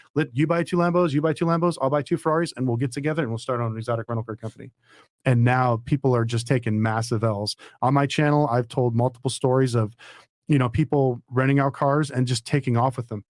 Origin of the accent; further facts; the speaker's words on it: Las Vegas, Nevada, United States; I'm from Vegas